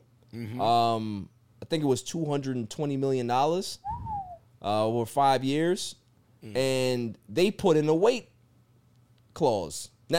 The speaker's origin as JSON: {"language": "English", "country": "Jamaica", "said": "because I'm Jamaican"}